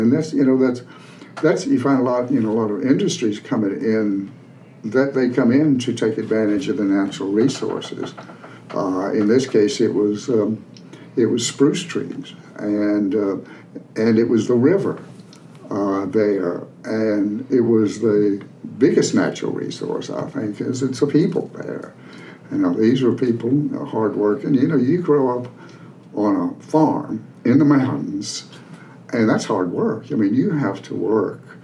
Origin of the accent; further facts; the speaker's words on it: Appalachia, United States; moved away as an adult; I grew up in Appalachia. I grew up on a farm